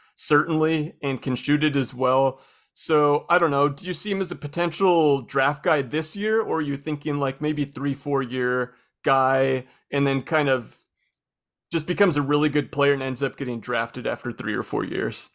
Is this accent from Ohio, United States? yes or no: no; Spokane, Washington, United States; I'm from Spokane